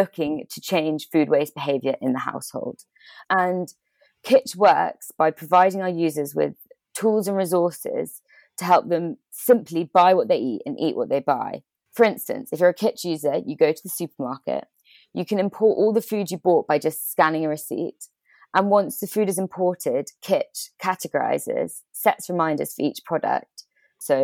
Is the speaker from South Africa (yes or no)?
no; Bristol, South West England, United Kingdom; I'm from England, Bristol, which is where I'm based at the moment.